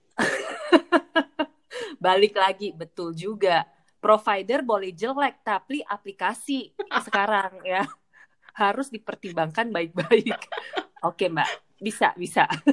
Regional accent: Pontianak, West Kalimantan, Indonesia; moved away as an adult; aku kan dulu dari Pontianak aku sempat eh, kuliah di luar kota

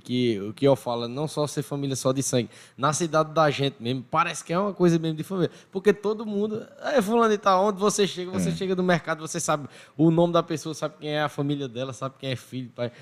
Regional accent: Sumé, Paraíba, Brazil; also born or lived in São Paulo; eu nasci em São Paulo, né? Só que eu cheguei em Sumé com 3 anos de idade, 2 para 3 anos de idade

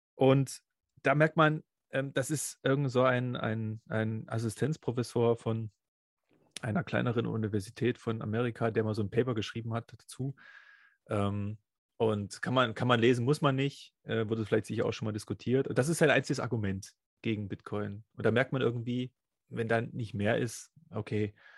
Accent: East Germany, Germany; Ich bin ja im Sozialismus groß geworden

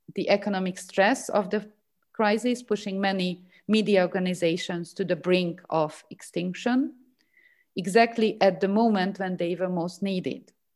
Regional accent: Hungary; my home country. So Hungary

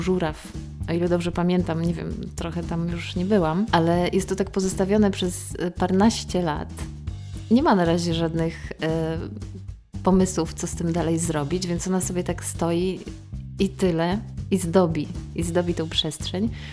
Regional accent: Otwock, Masovian Voivodeship, Poland; moved away; miejsca, w którym się wychowałam i przemieszkałam e, ponad 20 lat

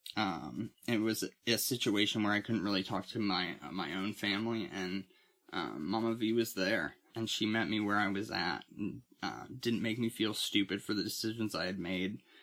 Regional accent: Titusville, United States; moved away as an adult; I moved back to my hometown of Titusville

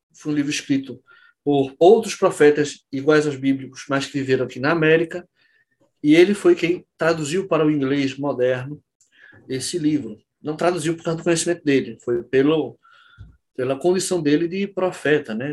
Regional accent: Olinda, Pernambuco, Brazil; sou de Olinda Pernambuco

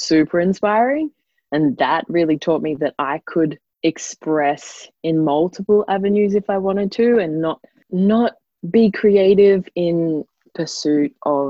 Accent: Noosa, Queensland, Australia; I grew up in Noosa.

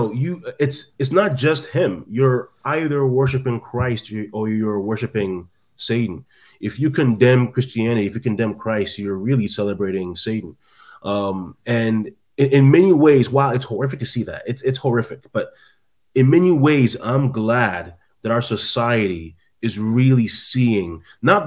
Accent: Canada; also born or lived in Midwest, United States; now in United States; I'm in the Midwest now, but yeah, I'm from Canada originally

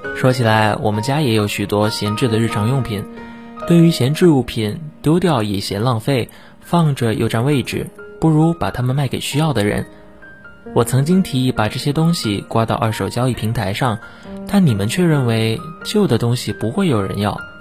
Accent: Xiamen, Fujian, China; moved away as an adult; now in Nanjing, China; 来自福建厦门

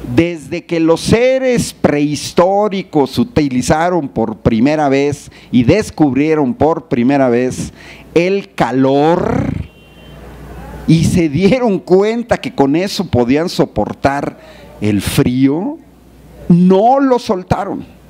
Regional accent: Mexico City, Mexico; now in Querétaro, Mexico; yo soy chilango también

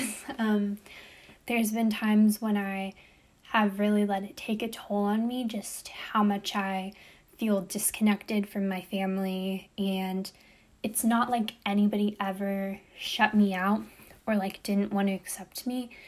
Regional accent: United States; I'm American, I'm born in America, my dad's American

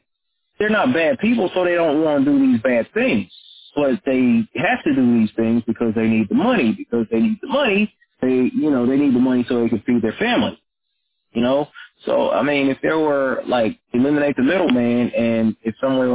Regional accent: North Little Rock, Arkansas, United States; I grew up in North Little Rock, Arkansas

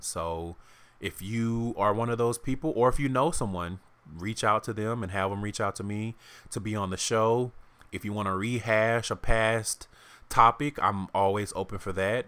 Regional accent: the South, United States; moved away as an adult; also born or lived in Houston; now in Seattle, United States; I'm from the South

